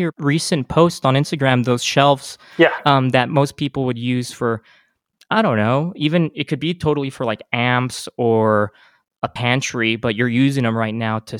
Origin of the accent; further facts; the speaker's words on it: El Paso, Texas, United States; my hometown is El Paso, Texas